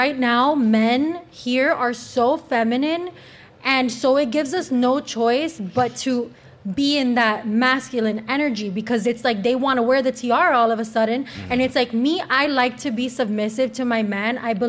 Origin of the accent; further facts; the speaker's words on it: United States; born there; I was born in America.